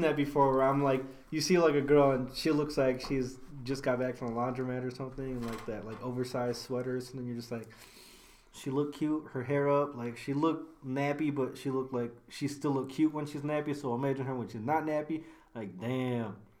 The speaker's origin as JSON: {"language": "English", "town": "Elgin", "region": "Illinois", "country": "United States", "said": "We are both from Elgin"}